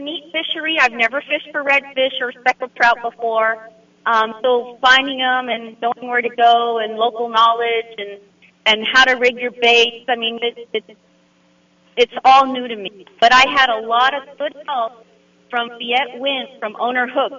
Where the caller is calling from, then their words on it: Rockport, Texas, United States; I am in Rockport, Texas, and just fished the Babes on the Bay tournament for CCA Rockport.